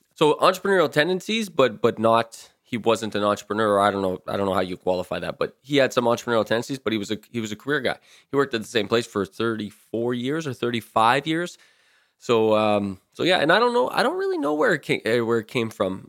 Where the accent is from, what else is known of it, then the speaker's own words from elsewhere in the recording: Timmins, Ontario, Canada; I was born and raised in Timmins, Ontario